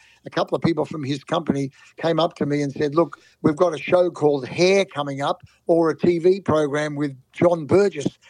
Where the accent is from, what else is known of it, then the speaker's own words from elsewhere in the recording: Melbourne, Victoria, Australia; also born or lived in Austria; I was only 5 years of age when we came out to Australia, and was the best thing my father ever did to come to Melbourne